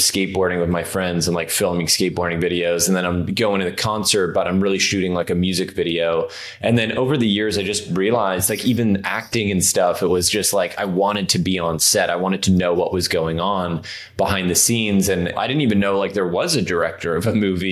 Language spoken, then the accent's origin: English; Toronto, Ontario, Canada; moved away as an adult; now in Los Angeles, United States; Yeah, so I grew up in Canada, actually. So I'm from Toronto originally